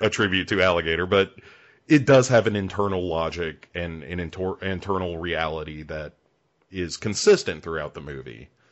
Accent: United States; I'm an American

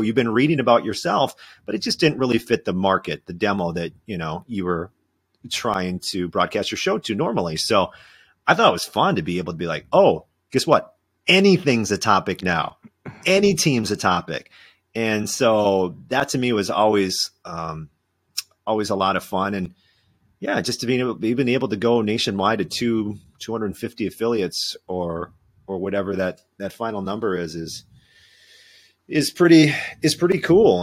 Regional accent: southern Minnesota, United States; moved away as an adult; also born or lived in Winona, Minnesota; now in Madison, United States; I grew up in southern Minnesota

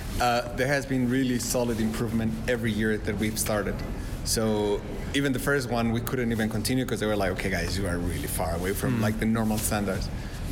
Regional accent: Mexico; now in Austria; also born and raised in Mexico

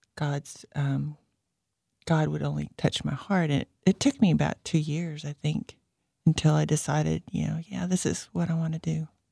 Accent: California, United States; moved away; I grew up in California

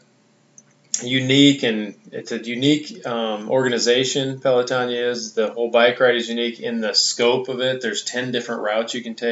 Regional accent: Iowa, United States; now in Mississippi, United States; I grew up in Iowa

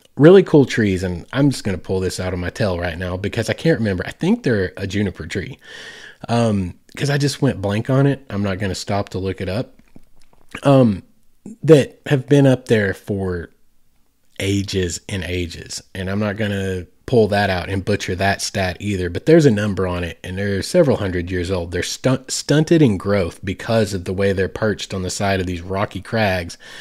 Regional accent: Southeast Oklahoma, United States; moved away as an adult; now in Arkansas, United States; my home state is Oklahoma. I've lived in Arkansas for twenty years. Spent the first twenty years in Oklahoma, just across the line

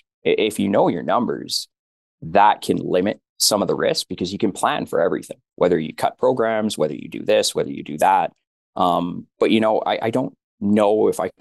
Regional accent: Alberta, Canada; We're from Alberta

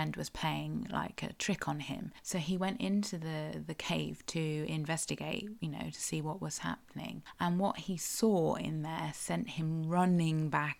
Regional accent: South West England, United Kingdom; I am a Cornish writer with a bit of an obsession for our local history

